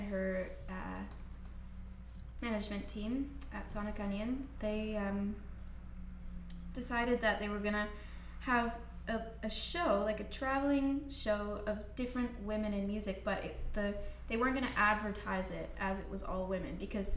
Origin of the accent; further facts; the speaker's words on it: Scotland, United Kingdom; moved away; I'm from Scotland